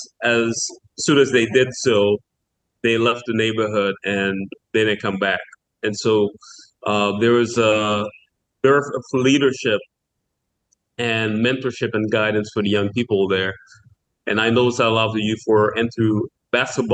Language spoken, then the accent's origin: English; Port-au-Prince, Ouest, Haiti; by the time I was born in the 80s, it was really becoming a working-class neighborhood